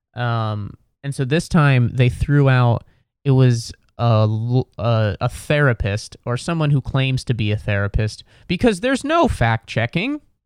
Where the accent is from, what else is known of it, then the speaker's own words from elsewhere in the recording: Cincinnati, Ohio, United States; now in New York City, United States; I'm from Ohio, I'm from Cincinnati